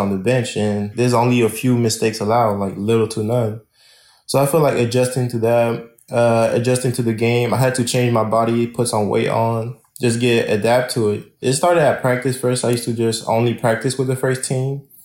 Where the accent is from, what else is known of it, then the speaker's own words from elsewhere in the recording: France; English is a second language; also born or lived in Lakeland, United States; now in Florida, United States; Yeah, I was born in Lakeland, Florida in 2001. And at that time, my dad was playing in France, overseas in France.